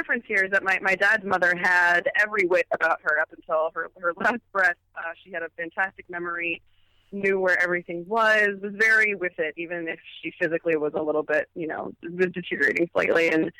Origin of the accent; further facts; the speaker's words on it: California, United States; Yeah, you know, I'm originally from Southern California.